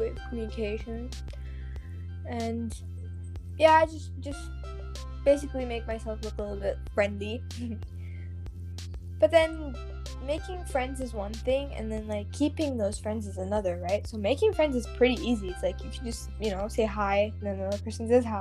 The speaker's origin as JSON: {"language": "English", "country": "United States", "also_born_or_lived": "Germany", "moved": "as an adult", "lives_now": "Stavanger, Norway", "said": "I am American. And India, because my family is from there."}